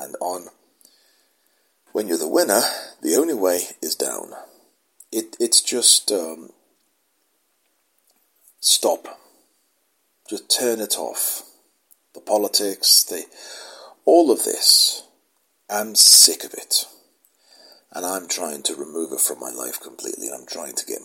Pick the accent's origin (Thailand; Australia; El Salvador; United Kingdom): United Kingdom; I'm British